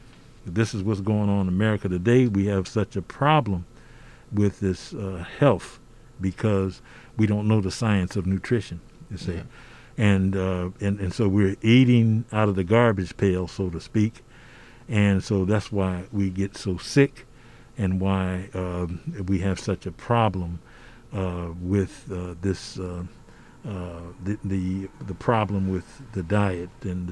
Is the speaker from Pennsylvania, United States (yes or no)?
no; Compton, California, United States; moved away; I grew up in Compton, California